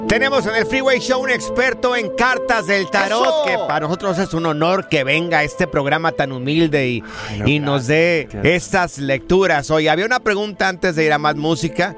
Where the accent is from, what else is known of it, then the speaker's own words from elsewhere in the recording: Jalisco, Mexico; yo soy este jalisciense